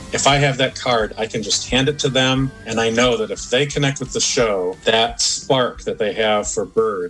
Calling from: Cleveland, Ohio, United States; I'm calling from Cleveland, Ohio.

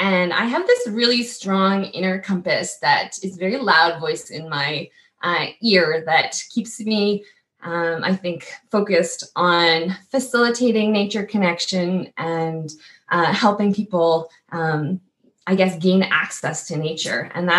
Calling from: Saskatoon, Saskatchewan, Canada; So I'm joining you from Saskatoon at home office headquarters, Treaty 6 territory.

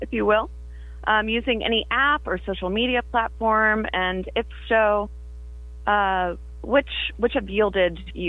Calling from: Zanesville, Ohio, United States; I'm calling from Zanesville, Ohio.

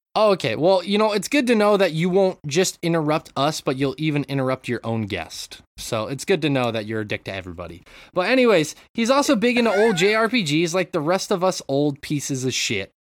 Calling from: Japan; I'm calling in from Japan

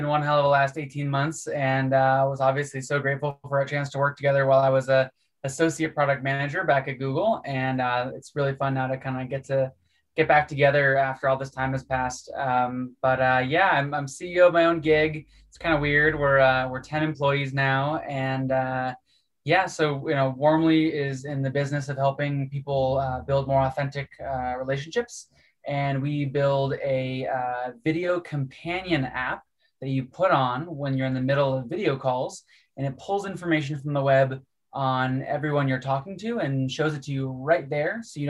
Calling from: Salt Lake City, Utah, United States; I'm calling you from Salt Lake City, where I've been doing a little bit of skiing this winter. I'm mostly based in Colorado, but was trying to sneak out to some Utah mountains this week.

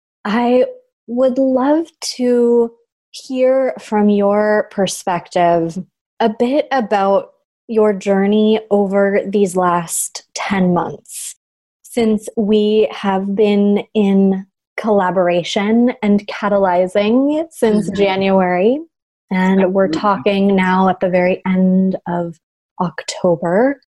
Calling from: Portland, Oregon, United States; And I am calling in from Portland, Oregon, where I'm looking out the window

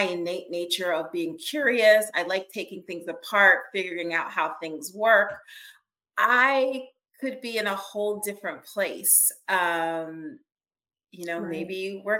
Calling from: Pennsylvania, United States; I'm joining you right outside of Philadelphia, Pennsylvania.

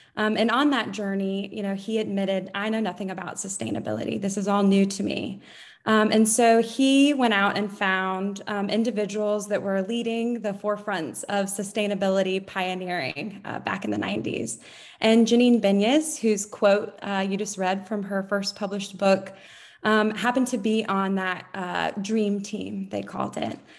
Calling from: Jacksonville, North Carolina, United States; I am calling in from Jacksonville, North Carolina

